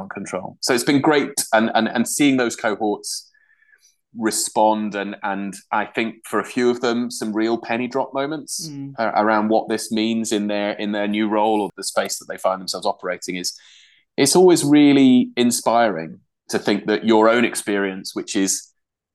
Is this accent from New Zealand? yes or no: no; Yorkshire and the Humber, United Kingdom; moved away as an adult; also born or lived in Durham; now in Glasgow, United Kingdom; I'm from Durham originally, but I grew up in Yorkshire.